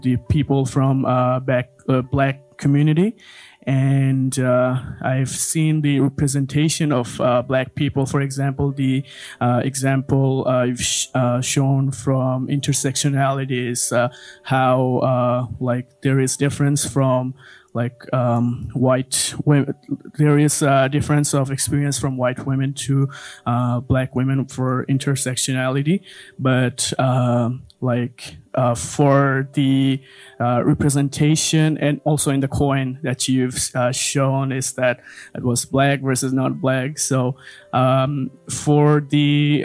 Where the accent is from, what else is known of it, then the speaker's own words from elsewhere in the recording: Bangladesh; I'm also from Bangladesh